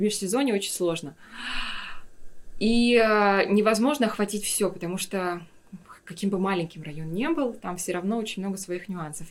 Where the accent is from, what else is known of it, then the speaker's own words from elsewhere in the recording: Yakutia, Sakha Republic, Russia; moved away as an adult; also born or lived in Moscow, Russia / Stockholm, Sweden; Я всегда говорила, я из Якутии